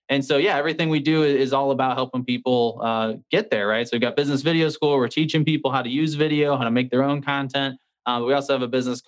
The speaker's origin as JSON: {"language": "English", "town": "St. Louis", "region": "Missouri", "country": "United States", "tie": "born or raised there", "said": "born and raised in St. Louis, Missouri."}